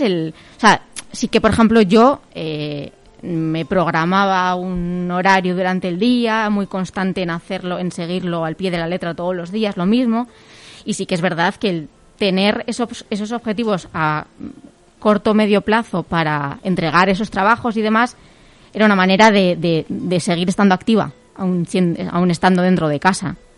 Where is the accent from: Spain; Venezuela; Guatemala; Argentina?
Spain; a village near Pamplona, Navarre; yo vivo en un pueblito de, de al lado de, Pamplona